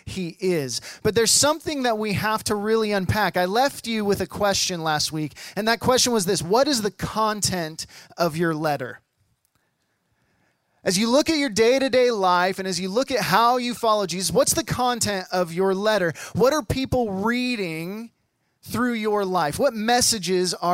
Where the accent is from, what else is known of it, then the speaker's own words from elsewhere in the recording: the Northwest, Pacific Northwest, United States; moved away; I'm from the Northwest and my family's from the Northwest